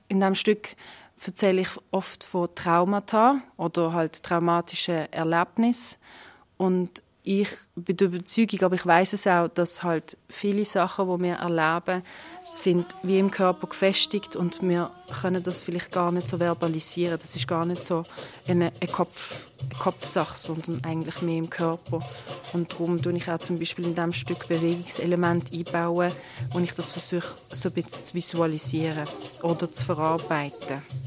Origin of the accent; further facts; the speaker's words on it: Basel, Basel-Stadt, Switzerland; Ich bin hier in Basel geboren und aufgewachsen. Aber meine Eltern kommen aus der Türkei